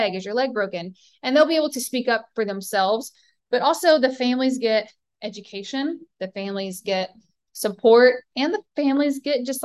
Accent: Southern United States, United States; accent: Southern; my Southern accent

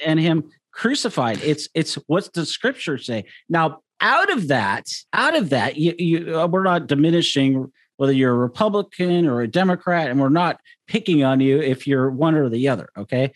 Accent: United States; as American Christians

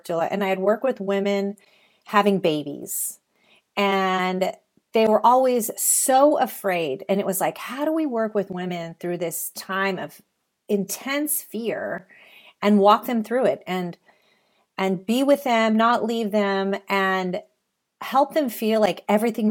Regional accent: Salinas, California, United States; I grew up in the Salinas Valley, which is known in the central coast of California as the salad bowl of the world

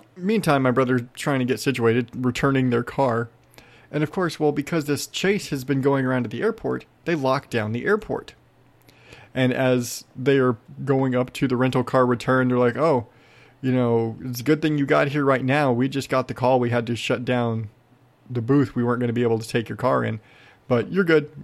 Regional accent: Arizona, United States; I'm from Arizona.

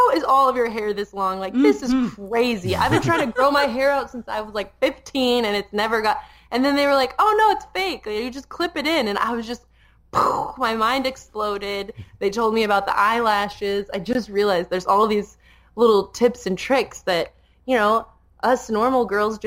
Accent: Colorado, United States; now in Las Vegas, United States; I grew up in Colorado

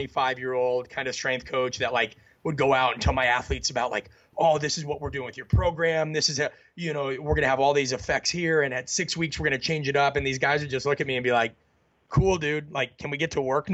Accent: Midwest, United States; I was raised in the Midwest.

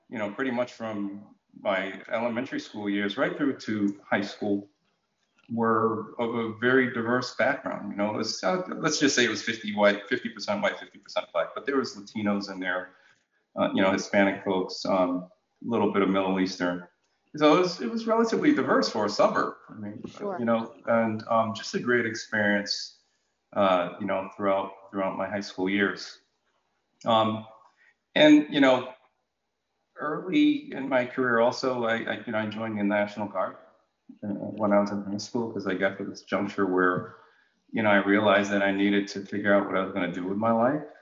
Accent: Jamaica; I'm, I'm I'm I am a Jamaican.

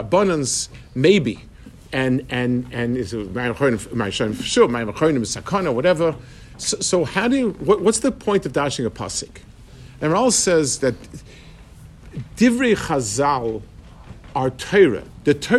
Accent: New York City, New York, United States; When I was growing up in Lower East Side, we had a lot of Yidden

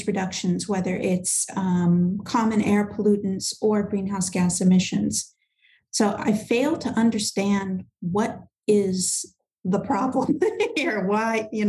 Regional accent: United States; I'm American

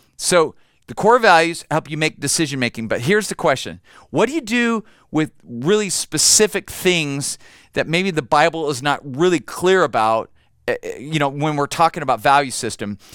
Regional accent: United States; I'm an American

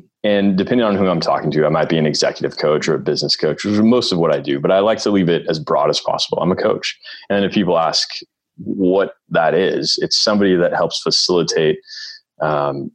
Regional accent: Northern California, United States; I'm born and raised in Northern California

